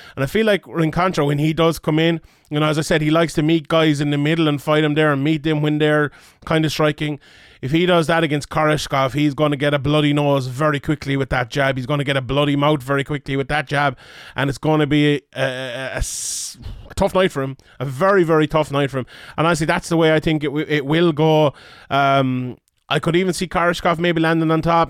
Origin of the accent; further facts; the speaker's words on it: Ireland; as someone Irish here